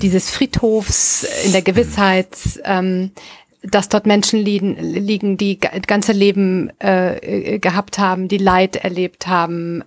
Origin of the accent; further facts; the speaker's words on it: Rhineland, Germany; moved away as an adult; now in Northern Germany, Germany; ich bin ja Rheinländerin